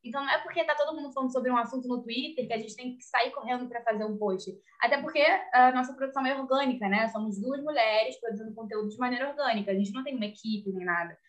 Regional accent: Rio de Janeiro, Brazil; Eu sou do Rio.

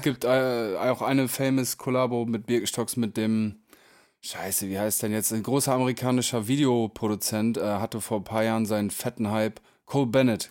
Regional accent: Emsland, Lower Saxony, Germany; wir kommen ja beide aus dem Emsland

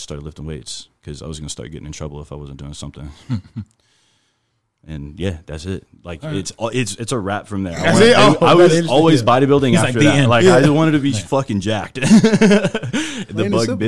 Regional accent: Midland, Texas, United States; I'm from West Texas. I'm from Midland, Texas.

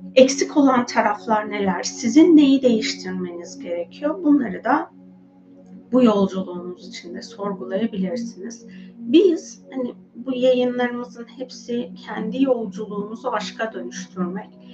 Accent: Anatolia, Turkey; moved away as an adult; now in Istanbul, Turkey; Ben hani çocukluğum ve gençlik sürecim daha çok benim Anadolu'da geçti.

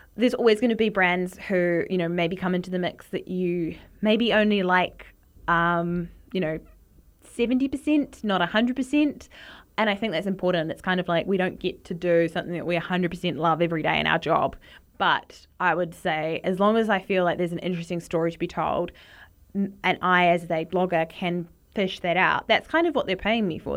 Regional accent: Wellington, New Zealand; Growing up in New Zealand, my mum always used to buy Vegemite because my dad is from Australia and she's from the U K

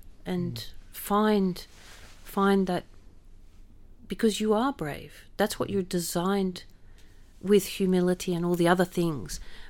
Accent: Australia; I'm Australian

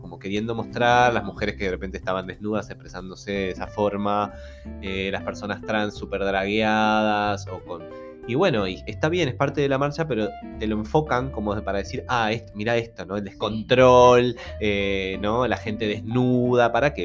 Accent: Montevideo, Uruguay; also born or lived in Las Piedras; yo soy lo más montevideano que hay. Que haya vivido en Las Piedras

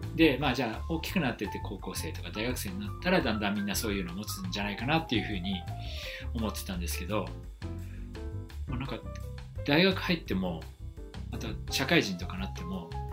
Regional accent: Tokyo, Japan; 東京都出身です

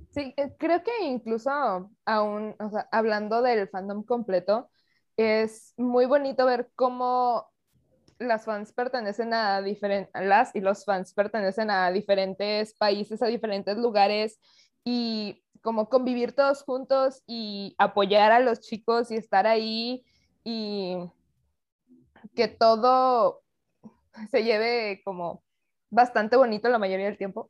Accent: Mexico; dentro de este pequeño espacio somos tres mexicanas

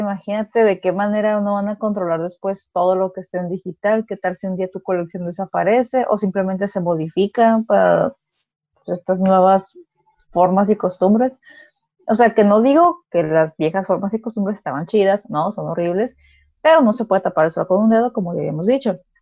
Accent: Mexico; sí somos mexicanos

